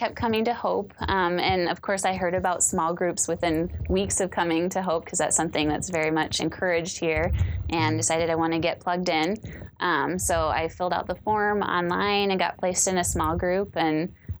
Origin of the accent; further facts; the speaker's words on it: Springfield, Missouri, United States; also born or lived in Midwest; now in Roseville, United States; Springfield, Missouri is kind of my hometown. Yeah. So kind of lived all over the Midwest, but I claim it because I live the longest there.